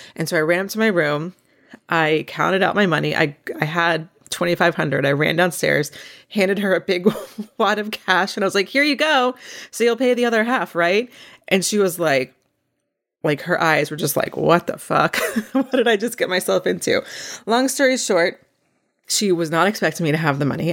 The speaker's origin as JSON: {"language": "English", "region": "North Carolina", "country": "United States", "tie": "born or raised there", "said": "where I grew up in North Carolina"}